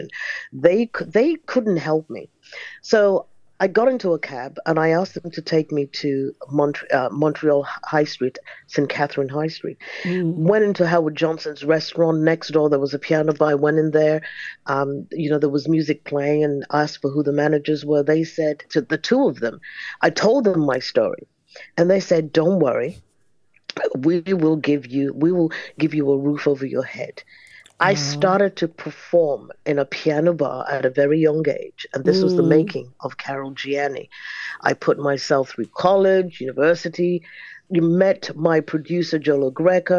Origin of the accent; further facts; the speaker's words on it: Nigeria; moved away; I am a Nigerian-born disco artist, dance artist. I'm originally Nigerian. I was actually born there